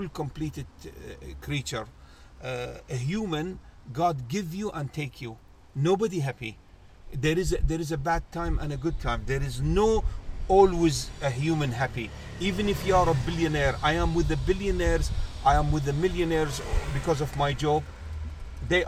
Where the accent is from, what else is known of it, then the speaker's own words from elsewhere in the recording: Kuwait; moved away as an adult; also born or lived in Oxford, United Kingdom; now in London, United Kingdom; I was born in Kuwait. I'm from Kuwait